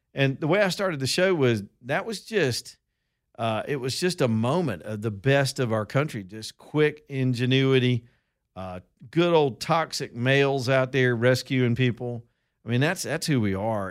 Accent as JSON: {"language": "English", "town": "Roanoke", "region": "Alabama", "country": "United States", "said": "I'm from Roanoke, Alabama"}